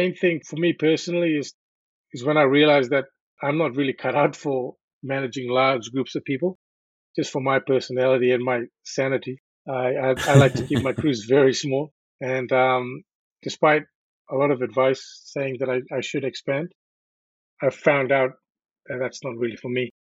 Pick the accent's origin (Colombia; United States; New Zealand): New Zealand; now in Australia; Well, I came to Australia from New Zealand in 1999